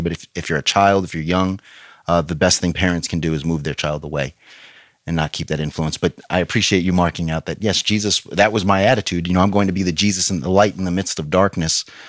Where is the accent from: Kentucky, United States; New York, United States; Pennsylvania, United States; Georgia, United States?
New York, United States; now in Fort Myers, United States; in New York where I'm from